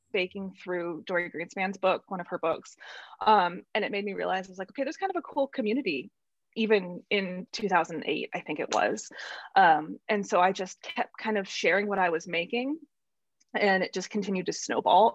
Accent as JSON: {"language": "English", "region": "central Illinois", "country": "United States", "tie": "born or raised there", "moved": "as an adult", "said": "I grew up in Illinois, central Illinois, and was there until I was about 27."}